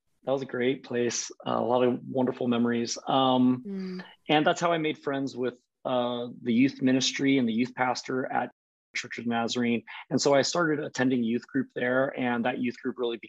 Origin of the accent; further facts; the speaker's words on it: Colorado Springs, Colorado, United States; moved away as an adult; also born or lived in Boise, Idaho / Kansas City; now in Portland, United States; I grew up in Colorado Springs